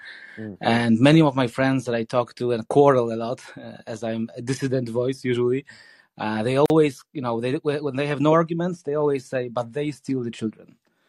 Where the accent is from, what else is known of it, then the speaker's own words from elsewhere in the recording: Poland; now in The Hague, Netherlands; I live in The Hague. Although I'm from Poland.